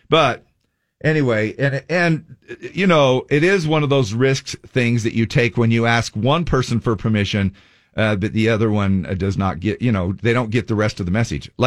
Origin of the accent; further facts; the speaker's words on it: Layton, Utah, United States; I'm from Layton.